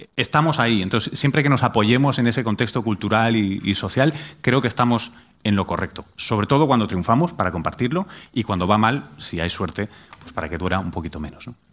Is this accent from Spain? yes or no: yes; Spain; moved away as an adult; also born or lived in United States; como europeo y español